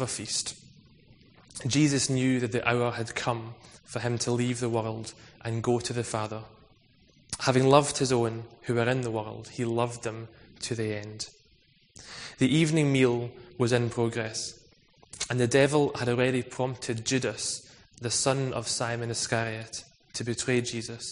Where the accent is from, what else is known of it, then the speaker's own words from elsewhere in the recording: Scotland, United Kingdom; I'm also Scottish